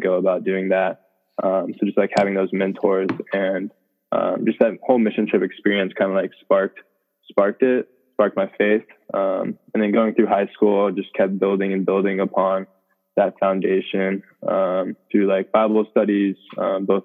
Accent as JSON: {"language": "English", "town": "Dallas", "region": "Texas", "country": "United States", "tie": "born or raised there", "moved": "as an adult", "lives_now": "Durham, United States", "said": "Growing up, I'm from Dallas, Texas."}